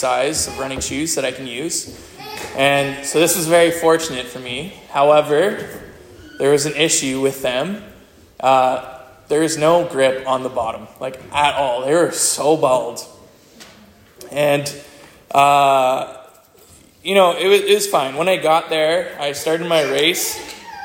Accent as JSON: {"language": "English", "area": "Hawkesbury, Alexandria, Dalkeith area", "region": "Ontario", "country": "Canada", "tie": "born or raised there", "moved": "as an adult", "lives_now": "Abbotsford, Canada", "said": "So I've lived in Manquehill and Hawkesbury, Laurier, Alexandria, Dalkeith, so I grew up in this area."}